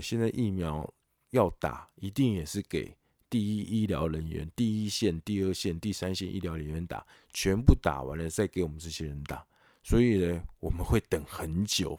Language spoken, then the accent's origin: Chinese; Taiwan; 身为台湾人也是要骄傲啦